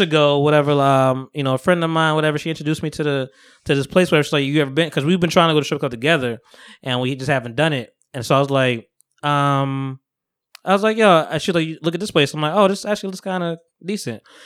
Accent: New Jersey, United States; I'm from Jersey, we from Jersey

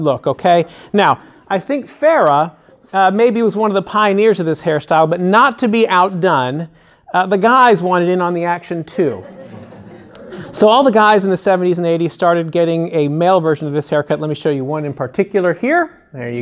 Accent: San Francisco, California, United States; now in Nashville, United States; I spent the better part of my childhood growing up in San Francisco

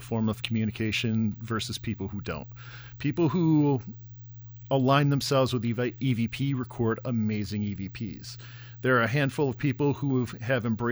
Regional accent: Oswego, New York, United States; moved away; also born or lived in New Jersey; I'm from a little town called Oswego, New York

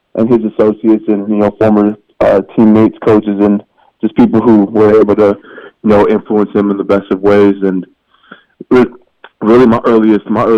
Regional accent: Canada; moved away as an adult; now in United States; me being the Canadian who ended up playing professionally in America

